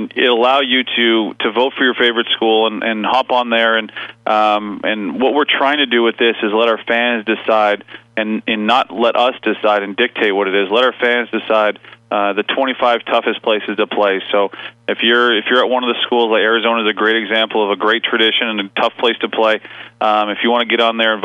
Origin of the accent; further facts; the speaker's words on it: East Coast of Canada, Canada; moved away as an adult; now in British Columbia, Canada; I'm from the East Coast of Canada and came out here to go to school